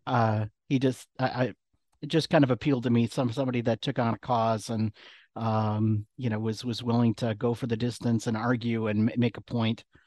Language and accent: English; McFarland, Wisconsin, United States; moved away as an adult; now in Chicago, United States; I grew up outside of Madison, Wisconsin